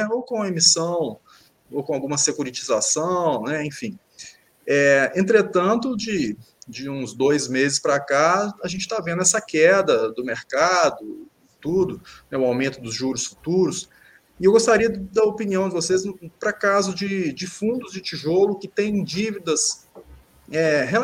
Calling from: Ubá, Minas Gerais, Brazil; accent: mineiro; Estou falando do interior de Minas, uma cidade que se chama Ubar.

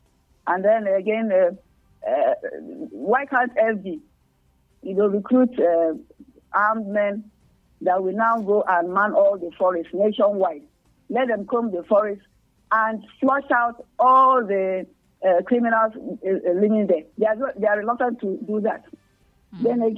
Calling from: Nigeria; I don't know. I'm calling from Nigeria.

